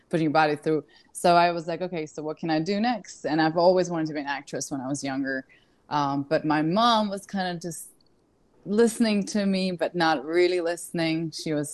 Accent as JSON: {"language": "English", "region": "Kyiv", "country": "Ukraine", "tie": "born or raised there", "also_born_or_lived": "London", "moved": "as an adult", "said": "I was born in Kiev, Ukraine."}